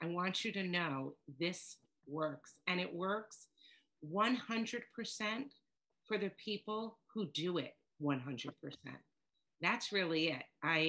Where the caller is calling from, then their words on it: New York, United States; I'm coming to you from New York, and I laugh because I'm told I have an accent, and I don't hear my accent